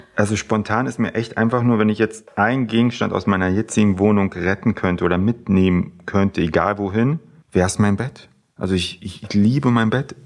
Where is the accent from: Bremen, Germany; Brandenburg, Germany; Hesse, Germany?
Brandenburg, Germany; near Frankfurt; now in Berlin, Germany; ich komme ursprünglich, äh, ursprünglich aus der Nähe von Frankfurt-Oder, aus einem kleinen Kuhdorf, quasi vom Bauernhof direkt in die Großstadt gezogen